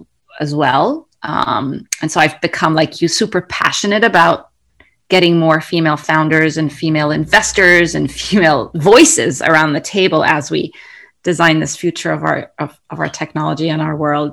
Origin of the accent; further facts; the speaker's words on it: Cairo, Cairo Governorate, Egypt; moved away; also born or lived in Kuwait / United Arab Emirates; So I grew up, I'm originally from Egypt. I grew up in Cairo and around the Middle East. So we were in Kuwait